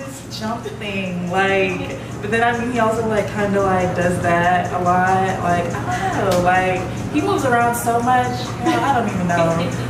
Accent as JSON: {"language": "English", "country": "Japan", "tie": "born or raised there", "moved": "yes", "said": "I was born in Japan, so like I have this thing of like Japanese names"}